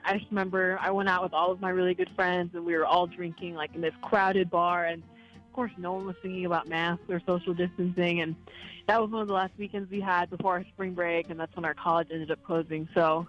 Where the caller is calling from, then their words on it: Kamuela, Hawaii, United States; I'm calling from Kamala, Hawaii